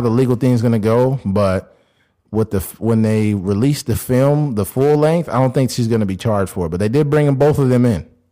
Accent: California, United States; me and Keith, growing up in California

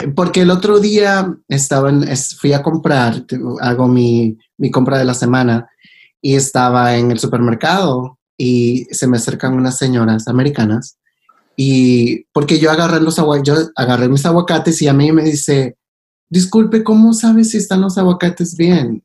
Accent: El Salvador; now in Los Angeles, United States; creciendo en El Salvador

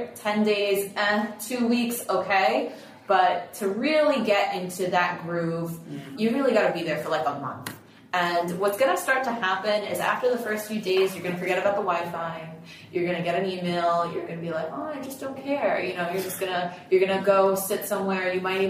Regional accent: Apulia, Italy; we take you to Puglia because I am from Puglia. My family is from Puglia.

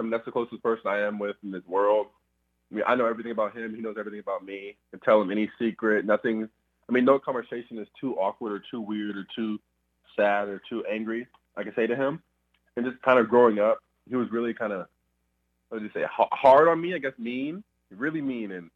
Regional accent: Colleyville, Texas, United States; I'm from Dallas, but from a suburban town called Colleyville out near Southlake. And just kind of my childhood was really out there in a neighborhood

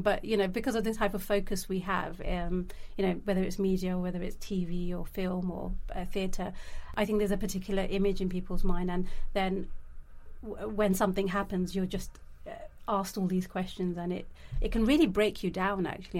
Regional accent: London, United Kingdom; I grew up in London. I I've seen different parts of London in different kind of ways. I've come from a really working class uh, background and grew up in East London

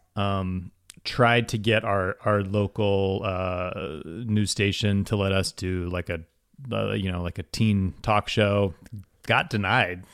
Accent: Waverly, Ohio, United States; moved away; I'm originally from Waverly, Ohio, which is a very small town

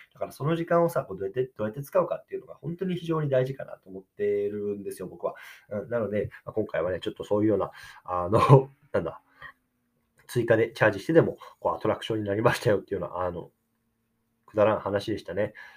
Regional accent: Japan; born or raised there; now in United States

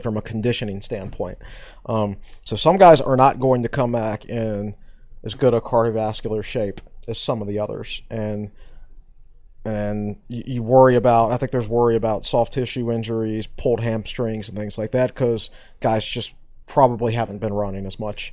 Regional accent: Danville, Virginia, United States; moved away; I'm from Danville, Virginia originally

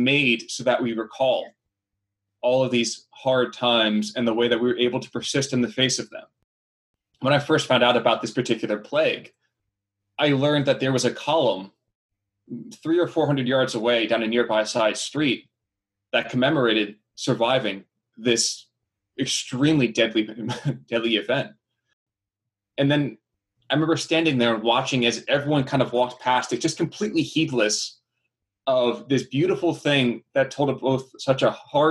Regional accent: New Jersey, United States; I am born and raised in New Jersey.

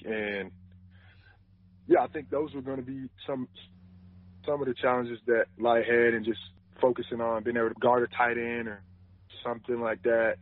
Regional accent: Wisconsin, United States; I grew up in Wisconsin

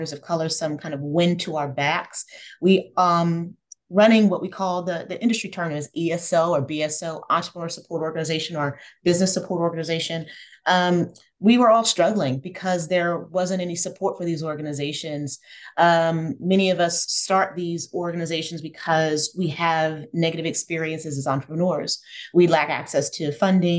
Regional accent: New Jersey, United States; moved away as an adult; also born or lived in Camden, New Jersey / Atlanta, Georgia; I'm a Jersey girl, grew up in South Jersey, born in Camden, raised in the suburbs.

